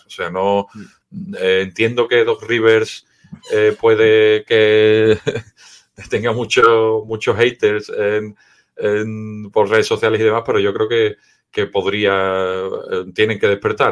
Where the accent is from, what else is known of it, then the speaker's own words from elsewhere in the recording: Seville, Andalusia, Spain; Yo soy de Sevilla